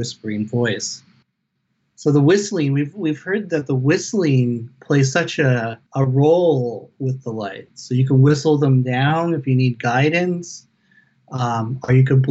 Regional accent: Gingolx, British Columbia, Canada; I come from the Nisga Nation, which is people of the Nass River. And we reside in northern British Columbia on the mainland, and I'm from a community called Kinkoloth

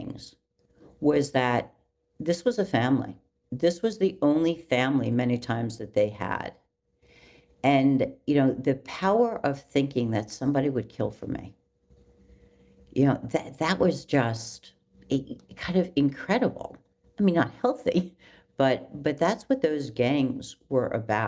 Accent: California, United States; moved away as an adult; also born or lived in New York City; I was from California

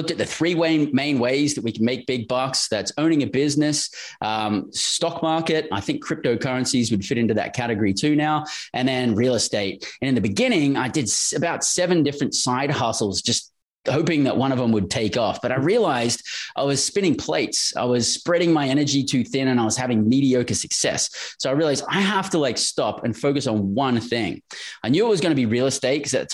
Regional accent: Australia; moved away as an adult; also born or lived in Western Australia; born and raised in Australia

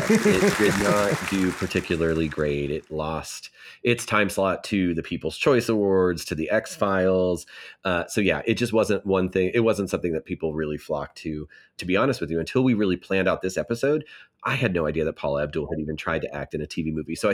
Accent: Scotland, United Kingdom; I'm Scottish.

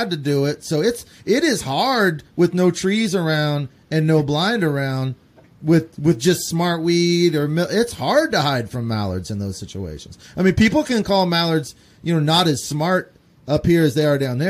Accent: Central Kansas, United States; I grew up in Central Kansas

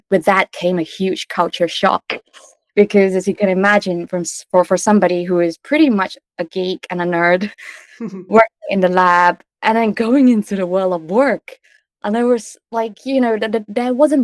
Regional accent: Kuala Lumpur, Malaysia; moved away; I grew up with undiagnosed ADHD in a part of Asia called Kuala Lumpur, Malaysia

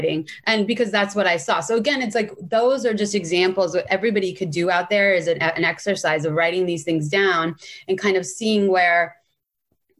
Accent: San Francisco, California, United States; And I grew up in San Francisco.

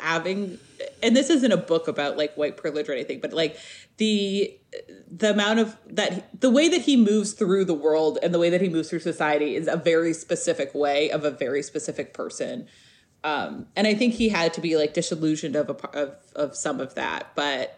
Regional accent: New York City, New York, United States; as a New Yorker

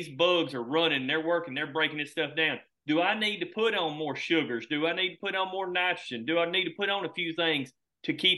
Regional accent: Alabama, United States; I'm from Alabama

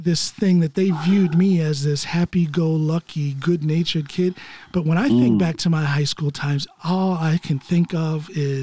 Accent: Norton, Ohio, United States; moved away as an adult; also born or lived in Akron, Ohio; now in Norway; We moved away from there to Norton, Ohio, when I was in third grade

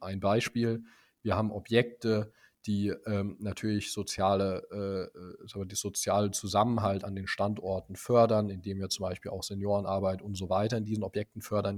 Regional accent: Speyer, Rhineland-Palatinate, Germany; now in Potsdam, Germany; ich komme eigentlich aus Speyer, einer kleinen pfälzischen, sehr historischen Stadt.

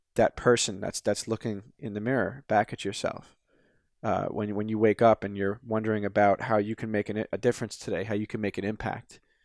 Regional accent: United States

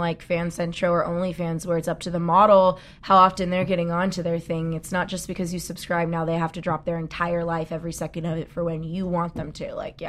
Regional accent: Southern California, United States; I grew up in Southern California in a very mixed cultural, racial family and around a lot of people.

